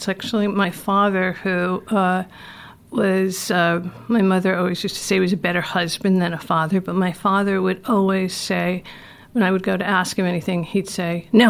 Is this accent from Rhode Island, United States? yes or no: yes; Providence, Rhode Island, United States; Growing up in Providence.